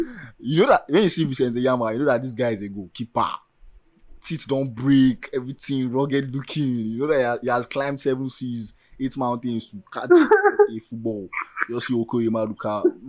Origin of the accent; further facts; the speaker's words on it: Nigeria; we are so Nigerian